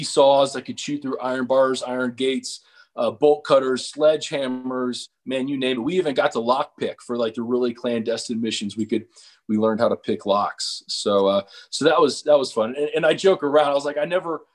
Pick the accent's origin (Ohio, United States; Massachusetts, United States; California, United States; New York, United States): Ohio, United States; Cincinnati; I was born and raised in Cincinnati